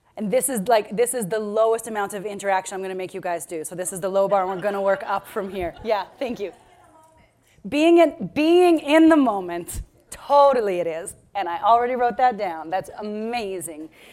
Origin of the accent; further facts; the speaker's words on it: Victoria, British Columbia, Canada; I come from Victoria, BC.